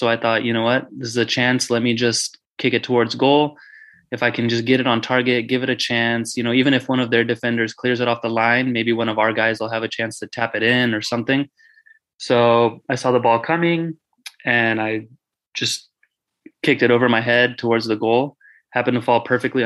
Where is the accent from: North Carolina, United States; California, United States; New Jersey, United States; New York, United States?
California, United States; Fresno; I grew up playing in Fresno, obviously, when I was a kid